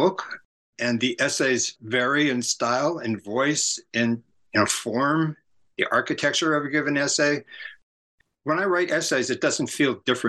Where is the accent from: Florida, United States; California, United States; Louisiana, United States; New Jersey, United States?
California, United States; San Francisco; my orientation is very much because of where I grew up in San Francisco area in the late 60s.